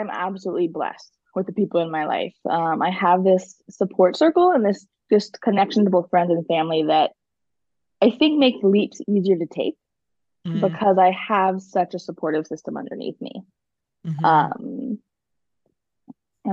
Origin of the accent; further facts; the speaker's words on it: Rogue Valley, Oregon, United States; I grew up in the Rogue Valley.